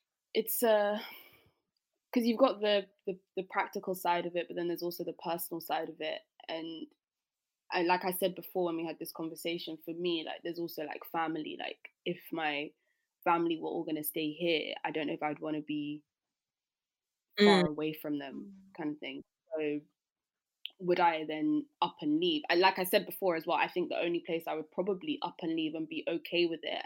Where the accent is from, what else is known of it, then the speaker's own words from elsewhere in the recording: South East England, United Kingdom; I mean, I grew up outside of London, so maybe I'd come back to where I grew up.